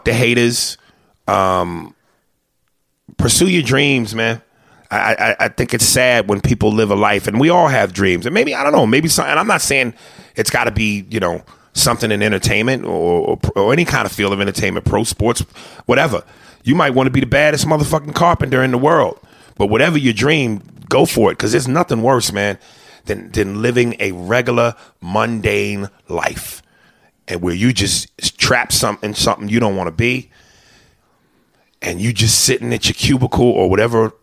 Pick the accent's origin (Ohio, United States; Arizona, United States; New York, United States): New York, United States; New York City; now in Los Angeles, United States; I'm from New York City